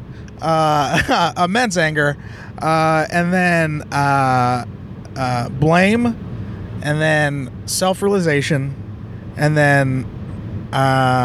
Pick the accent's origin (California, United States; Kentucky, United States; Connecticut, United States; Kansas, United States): California, United States; San Jose; growing up in Eastside San Jose